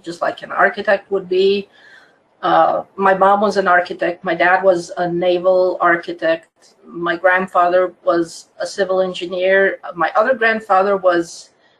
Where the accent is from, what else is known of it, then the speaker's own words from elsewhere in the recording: Croatia; English is a second language; moved away as an adult; now in Orange County, United States; I am originally from Croatia, which used to be part of old communist Yugoslavia